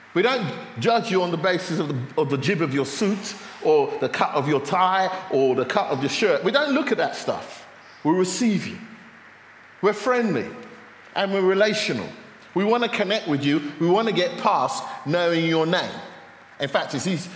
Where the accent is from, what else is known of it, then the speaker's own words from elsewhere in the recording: London, United Kingdom; now in Luton, United Kingdom; I come from North London, I come from Finsbury Park, which is culturally quite diverse